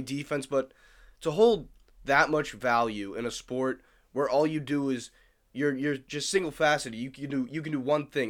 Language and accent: English; Massachusetts, United States; I'm from Mass